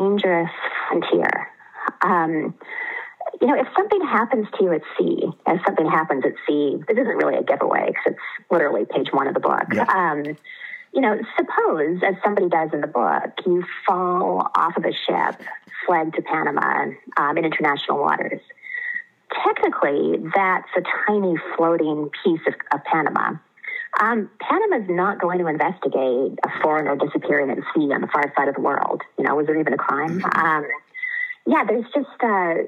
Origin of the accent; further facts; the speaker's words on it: Vancouver Island, Denman Island, British Columbia, Canada; moved away as an adult; I was born on Vancouver Island, British Columbia